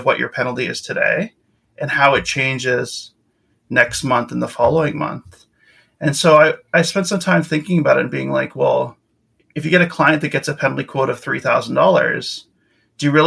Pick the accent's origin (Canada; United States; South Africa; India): Canada; Winnipeg, Manitoba; moved away as an adult; also born or lived in Victoria, British Columbia; now in Vancouver, Canada; I'm from Winnipeg originally. I moved out to Victoria, BC in 2005 with the Navy